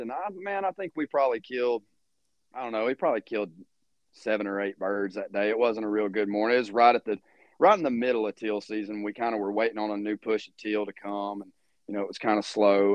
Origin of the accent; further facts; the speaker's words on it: Louisiana, United States; now in Kansas, United States; I'm from Louisiana, and I thought we had bad mosquitoes down there